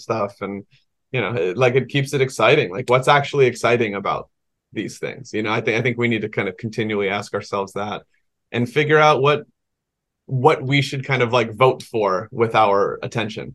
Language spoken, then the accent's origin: English; Georgia, United States; the public library in this town I grew up in Georgia